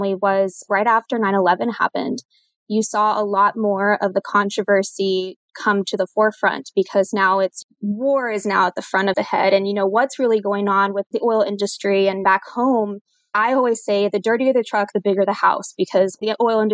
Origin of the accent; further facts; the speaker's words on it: San Diego, Texas, United States; also born or lived in El Paso, Texas / Edinburg, Texas / Corpus Christi, Texas / Houston, Texas; now in San Antonio, United States; a majority of my upbringing and my childhood is from a small town in South Texas called San Diego, Texas. So that's where I was born and was raised